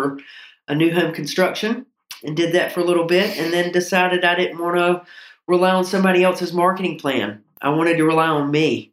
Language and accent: English; Burlington, North Carolina, United States; also born or lived in San Antonio / Charlotte; I was born in Alamance County. I'm from Burlington. Went to high school there